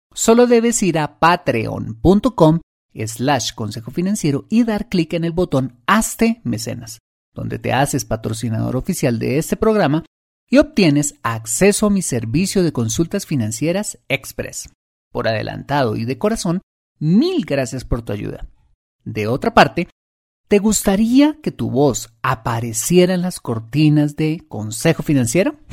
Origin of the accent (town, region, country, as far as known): Colombia